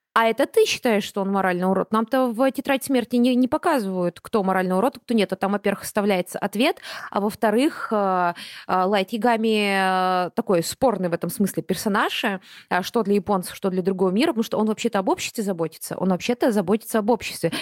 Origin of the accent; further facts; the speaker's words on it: Buryatia, Russia; Я выросла в Бурятии